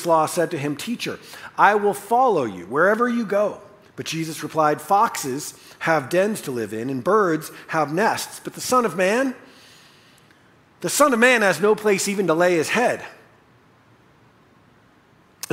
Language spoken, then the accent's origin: English; United States; we as American evangelical Christians